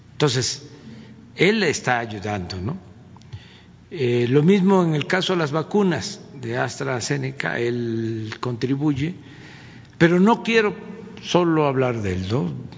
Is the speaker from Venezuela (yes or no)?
no; Mexico; lo que somos los mexicanos